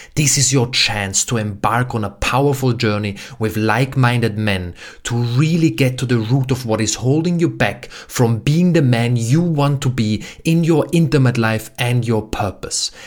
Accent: Austria; moved away; my home country, Austria

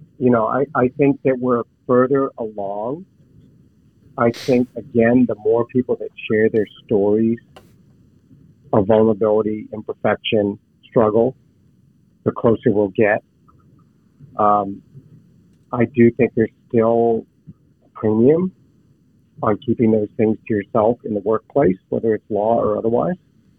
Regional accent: Pittsburgh, Pennsylvania, United States; We grew up in Pittsburgh, and my son's in college, you know, right over the border in Ohio.

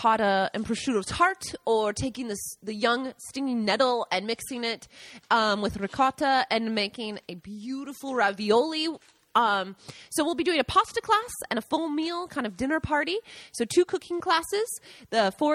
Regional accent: Seattle, Washington, United States; moved away as an adult; now in Italy; I'm from Washington, Seattle

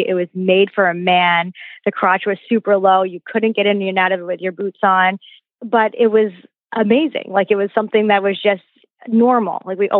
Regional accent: Pennsylvania, United States; I grew up in Pennsylvania, and where it was very, very cold

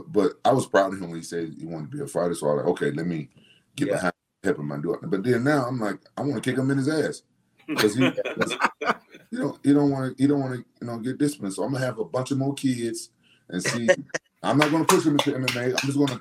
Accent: Memphis, Tennessee, United States; moved away as an adult; also born or lived in California; my hometown in Memphis

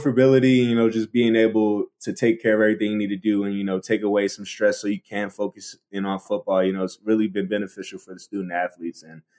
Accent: Baltimore, Maryland, United States; accent: Baltimore; my Baltimore accent is like really gone, so I don't really sound like a Baltimorean

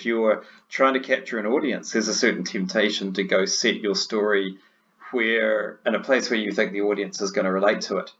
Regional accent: New Zealand; being a Kiwi, and especially a small town Kiwi

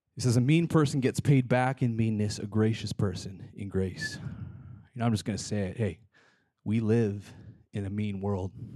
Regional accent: British Columbia, Canada; moved away; I lived in British Columbia, Canada. I'm Canadian

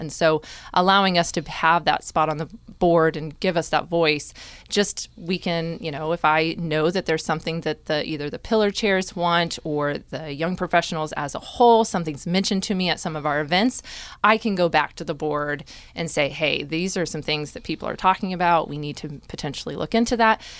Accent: Topeka, Kansas, United States; also born or lived in Ellsworth, Kansas; now in Manhattan, Kansas, United States; originally from Topeka, but spent a good chunk of some time out in Ellsworth, Kansas

